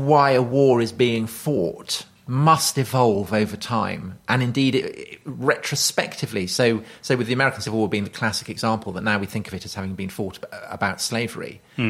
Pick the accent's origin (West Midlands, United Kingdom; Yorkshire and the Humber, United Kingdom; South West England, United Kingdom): South West England, United Kingdom; Wiltshire; I grew up in Wiltshire